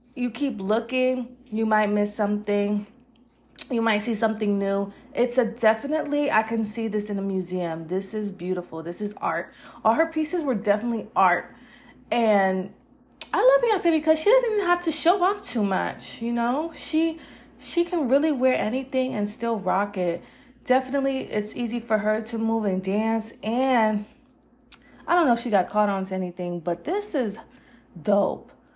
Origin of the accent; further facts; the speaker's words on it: Las Vegas, Nevada, United States; I'm from Vegas.